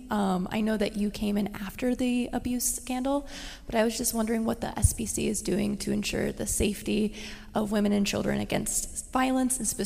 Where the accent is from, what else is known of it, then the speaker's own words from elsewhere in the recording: Hazlett, Michigan, United States; moved away; I'm from Michigan, so a little bit far away.